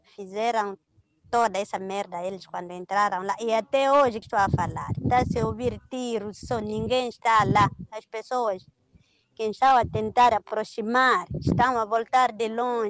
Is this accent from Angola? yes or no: no; Muidumbe District, Cabo Delgado, Mozambique; also born or lived in Quissanga; no Planalto, na minha zona, no distrito de Midumbe